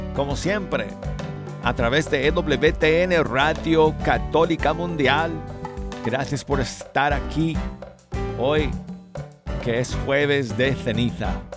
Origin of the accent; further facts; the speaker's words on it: Denver, Colorado, United States; moved away; desde mi ciudad natal de Denver, Colorado